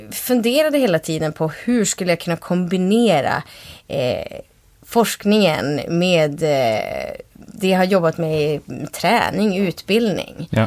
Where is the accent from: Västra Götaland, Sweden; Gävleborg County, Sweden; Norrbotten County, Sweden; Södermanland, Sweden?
Norrbotten County, Sweden; Kalix; moved away as an adult; now in Umeå, Sweden; Jag är uppvuxen i Kalix, mm. Norrbotten. Eh, och flyttade till Umeå när jag var 19.